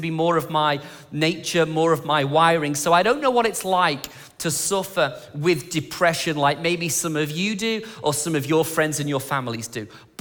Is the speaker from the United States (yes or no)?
no; England, United Kingdom; moved away; I'm English